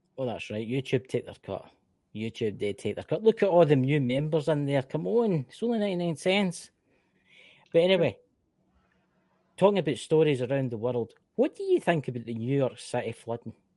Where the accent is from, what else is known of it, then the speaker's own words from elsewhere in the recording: Scotland, United Kingdom; accent: Scottish; I'm from the United Kingdom. I am from Scotland, land of the brave